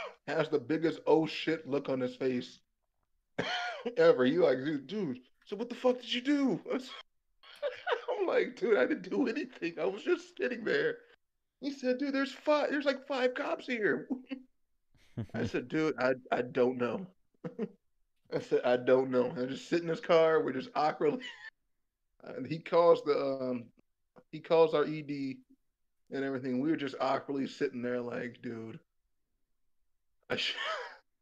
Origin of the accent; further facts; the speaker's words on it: Wisconsin, United States; I'm from Wisconsin